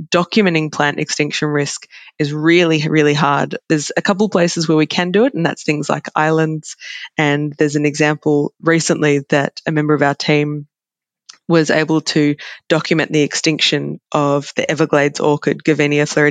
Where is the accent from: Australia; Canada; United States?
Australia; as an Australian